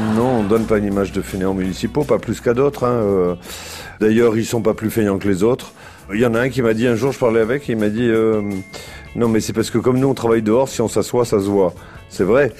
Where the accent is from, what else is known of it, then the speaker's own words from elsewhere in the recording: the South, southern France, France; on est du Sud